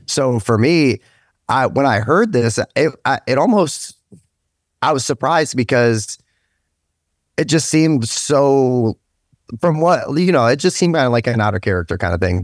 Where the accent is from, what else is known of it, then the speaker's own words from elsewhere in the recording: Stark County, Ohio, United States; also born or lived in United Kingdom; I'm from Stark County, um, once I came over to the States, originally out of the U K